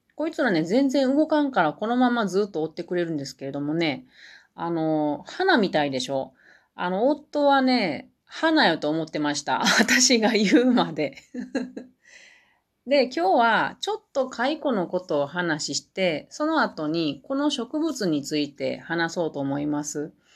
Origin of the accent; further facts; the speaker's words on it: Matsusaka, Mie, Japan; 私の生まれは三重県の中、真ん中ぐらいの中西って言うんですけど、松阪市っていうところです